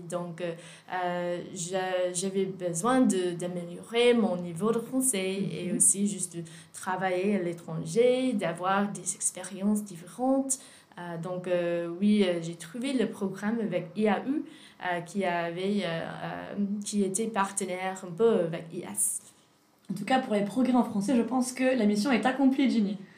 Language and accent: French; Virginia, United States; French is a second language; moved away as an adult; now in Aix-en-Provence, France; je suis américaine, je suis de Virginie.